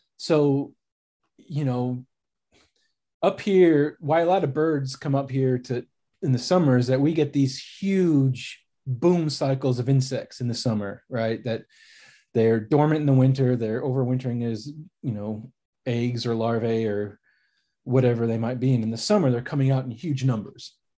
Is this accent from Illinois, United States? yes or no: yes; Chicago, Illinois, United States; now in Texas, United States; I grew up in Chicago, in the suburbs of Chicago, about an hour north, kinda closer to the Wisconsin border